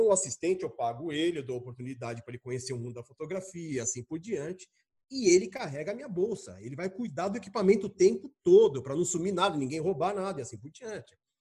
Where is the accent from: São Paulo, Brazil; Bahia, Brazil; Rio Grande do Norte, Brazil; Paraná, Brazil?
São Paulo, Brazil; Eu sou paulista